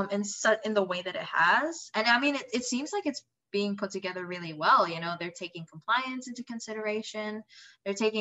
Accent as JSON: {"language": "English", "country": "Indonesia", "moved": "yes", "said": "I'm from Indonesia."}